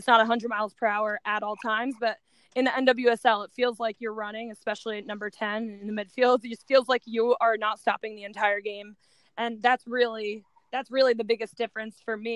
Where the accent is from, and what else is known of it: United States